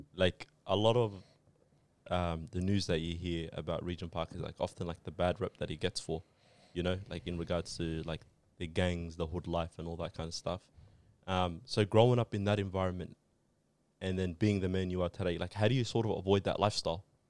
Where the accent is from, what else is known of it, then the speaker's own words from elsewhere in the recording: Australia; Us as Australians